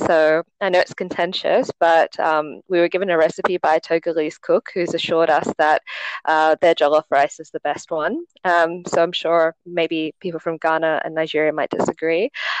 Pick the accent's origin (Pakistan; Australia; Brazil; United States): Australia; Sydney, New South Wales; now in Hong Kong; So I am from Australia, but I did go to high school in Hong Kong, and one of my parents is also Chinese from Hong Kong. So I've kind of, gone between Hong Kong and Sydney throughout my life.